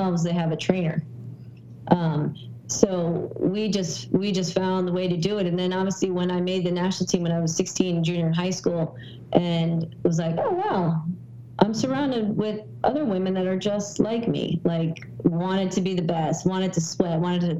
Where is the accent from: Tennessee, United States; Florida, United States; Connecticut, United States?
Connecticut, United States; Wilton; moved away as an adult; also born or lived in New York City / Los Angeles; now in Boston, United States; I grew up in Wilton, Connecticut